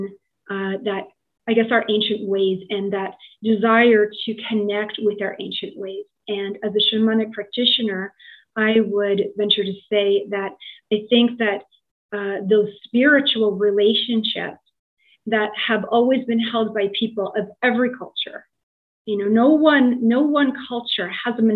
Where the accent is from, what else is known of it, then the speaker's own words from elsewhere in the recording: Tottenham, Ontario, Canada; moved away as an adult; also born or lived in Toronto, Canada; now in Scotland; I was born in Tottenham, Ontario. So, you know, I'm a Tottenham girl. And I lived in Toronto for almost 20 years